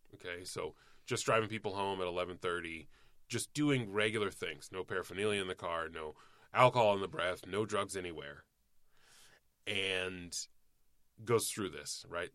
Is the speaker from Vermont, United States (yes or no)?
no; Cobb County, Georgia, United States; there was a lot of fucking rampant racism where I grew up in Cobb County, Georgia